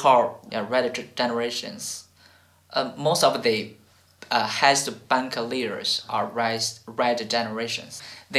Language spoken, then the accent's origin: English; China; born or raised there; English is a second language